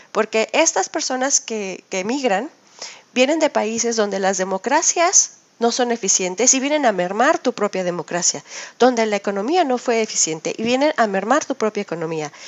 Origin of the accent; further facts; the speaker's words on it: Mexico; now in Switzerland; En México somos los mexicanos los que trabajamos en las áreas de limpieza